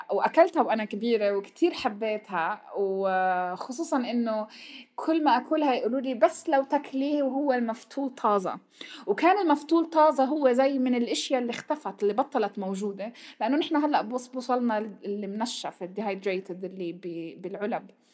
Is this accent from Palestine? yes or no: yes; Palestine; ونحن كفلسطينيين